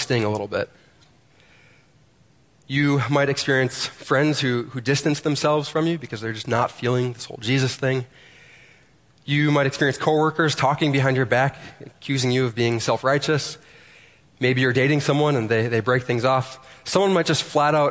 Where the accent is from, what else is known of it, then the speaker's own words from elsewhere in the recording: United States; As American Christians